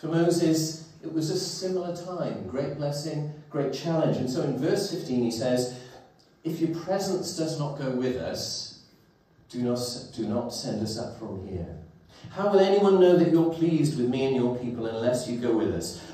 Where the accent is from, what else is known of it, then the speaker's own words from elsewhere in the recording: Welsh Valleys, Wales, United Kingdom; as a teenager growing up in the Welsh Valleys in the 1980s